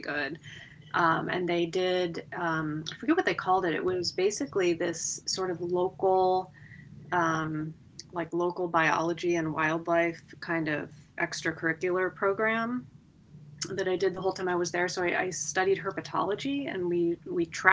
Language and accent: English; Westerville, Ohio, United States; I went to Westerville South High School in Westerville, Ohio.